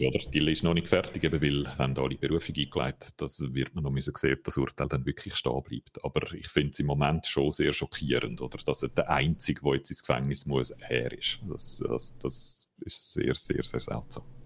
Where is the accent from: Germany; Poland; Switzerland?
Switzerland; bei uns in der Schweiz